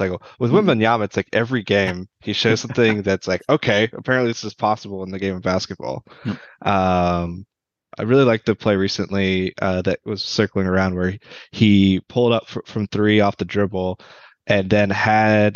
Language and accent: English; Virginia, United States; I grew up in Virginia